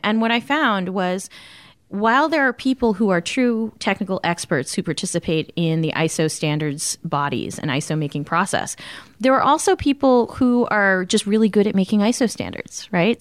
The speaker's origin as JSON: {"language": "English", "town": "Arlington", "region": "Massachusetts", "country": "United States", "tie": "born or raised there", "said": "I grew up in Arlington, Massachusetts"}